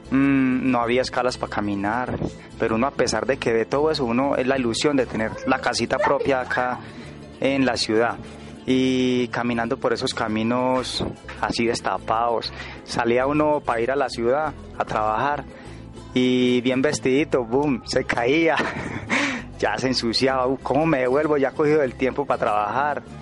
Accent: Medellín, Antioquia, Colombia; Que nos reconozcan como como un barrio, que somos de Medellín, que somos, que necesitamos a, el apoyo del, municipio.

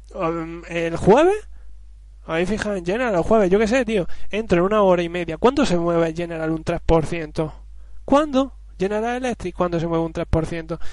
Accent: Spain; Yo soy español.

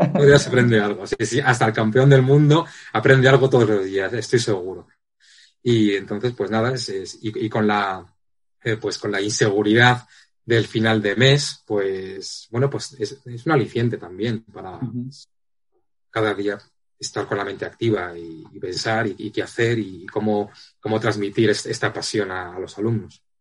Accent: Madrid, Community of Madrid, Spain; soy soy de Madrid, de, de, nací en Madrid

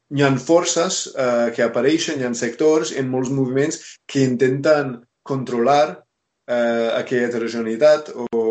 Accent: United States; Catalan is a second language; moved away as an adult; also born or lived in Barcelona; now in Catalonia, Spain; soc originalment dels Estats Units

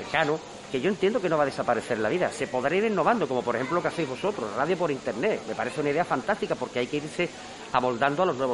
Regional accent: Jerez, Andalusia, Spain; now in Sanlúcar de Barrameda, Spain; Yo soy de Jerez.

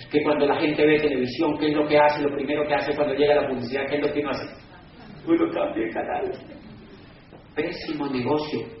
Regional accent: Cali, Valle del Cauca, Colombia

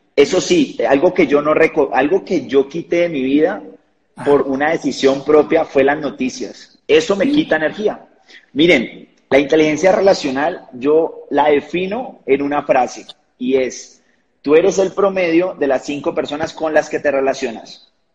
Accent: Cali, Valle del Cauca, Colombia; now in Bogotá, Colombia; soy de Colombia, de una ciudad que se llama Cali, una de las ciudades principales, sin embargo vivo en la capital, en Bogotá

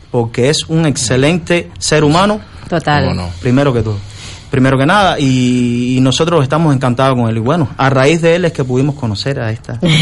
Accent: Ciego de Ávila, Cuba; y yo soy de Ciudad de Ávila, la ciudad de la piña.

